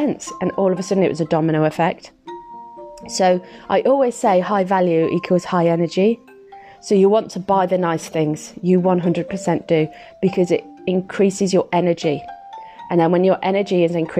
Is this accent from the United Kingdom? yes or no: yes; Midlands, United Kingdom; I'm from the Midlands